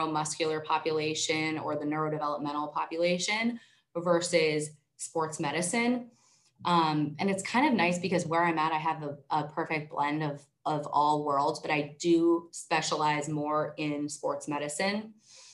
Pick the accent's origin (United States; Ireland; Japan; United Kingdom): United States; Erie, Pennsylvania; I moved back to my hometown of Erie